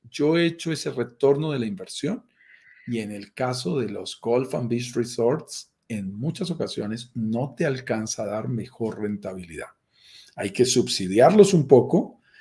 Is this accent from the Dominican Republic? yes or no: no; Colombia; yo soy colombiano